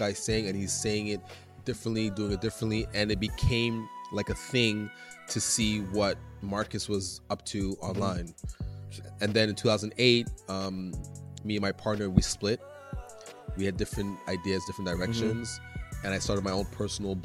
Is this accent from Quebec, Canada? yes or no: yes; Montreal, Quebec, Canada; they didn't think I was from Montreal at first